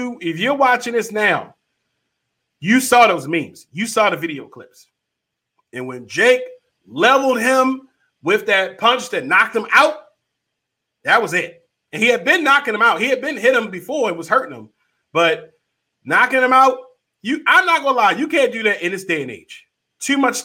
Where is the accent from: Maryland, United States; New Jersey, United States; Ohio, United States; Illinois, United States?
Maryland, United States; Baltimore; I'm from Baltimore